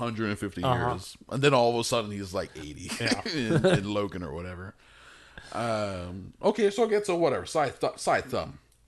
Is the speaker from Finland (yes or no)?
no; Malaysia; also born or lived in United Kingdom; I'm Malaysia, but also I'm British.